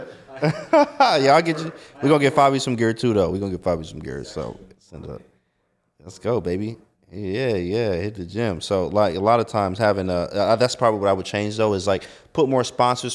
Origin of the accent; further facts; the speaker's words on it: Detroit, Michigan, United States; moved away; I'm from Detroit, Michigan